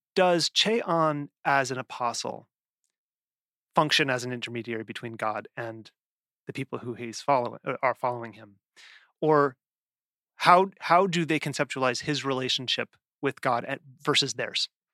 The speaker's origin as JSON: {"language": "English", "region": "the West", "country": "United States", "tie": "born or raised there", "said": "I grew up in the West"}